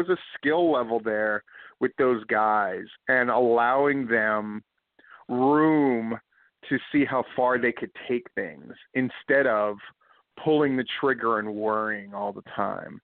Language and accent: English; Hawaii, United States; when I was a kid growing up in Hawaii on the beaches